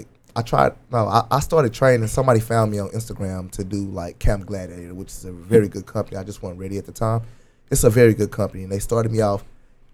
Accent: Dallas, Texas, United States; I'm from Holland Hills, Oak Cliff

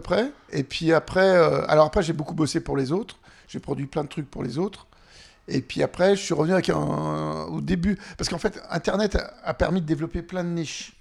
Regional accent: Annecy, Auvergne-Rhône-Alpes, France; J'ai grandi à Annecy

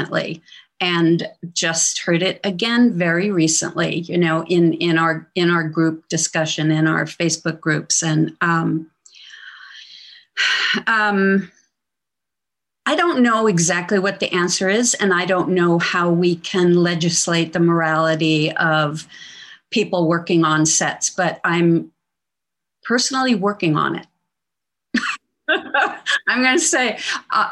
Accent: New Jersey, United States; moved away; I'm from New Jersey originally

